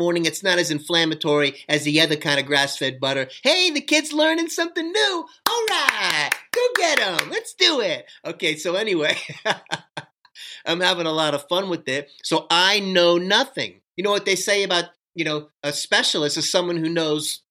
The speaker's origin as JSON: {"language": "English", "town": "Miami", "region": "Florida", "country": "United States", "tie": "born or raised there", "also_born_or_lived": "Fort Lauderdale, Florida", "said": "I'm from Miami, Florida"}